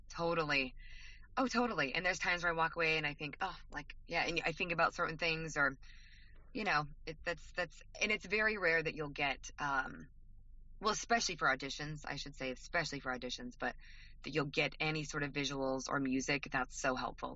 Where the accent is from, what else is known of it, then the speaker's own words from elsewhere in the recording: Idaho, United States; We, we're both from Idaho